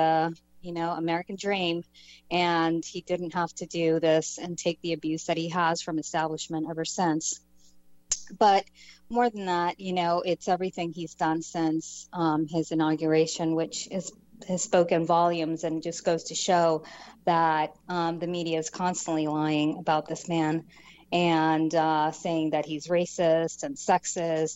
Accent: Panama; now in United States; I'm Hispanic. I come from Panama. I came in as a political refugee

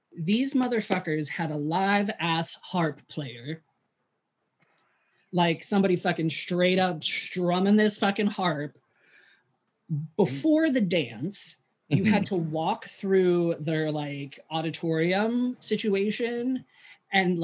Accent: West Mifflin, Pennsylvania, United States; born or raised there

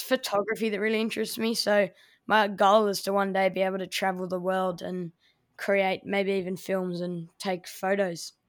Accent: Melbourne, Victoria, Australia; my hometown, Melbourne

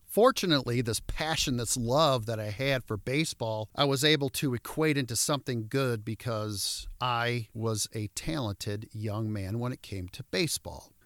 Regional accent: Royal Oak, Michigan, United States; I grew up in Royal Oak

